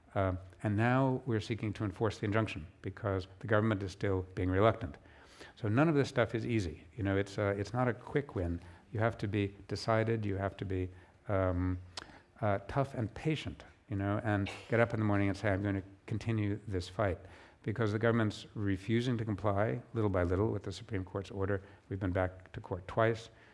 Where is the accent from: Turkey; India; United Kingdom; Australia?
United Kingdom; my home country of the U K